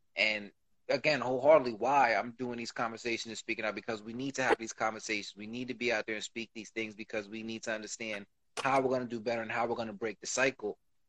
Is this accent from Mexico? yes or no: no; Puerto Rico; I'm from Puerto Rico.